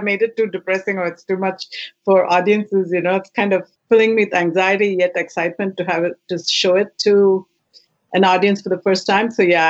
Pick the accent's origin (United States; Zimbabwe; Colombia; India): India; moved away as an adult; now in Canada; When I came straight from India, it was the first community I discovered was Hot Docs.